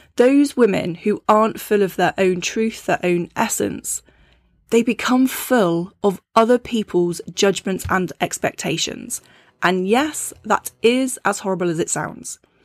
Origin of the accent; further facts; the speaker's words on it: United Kingdom; being a British woman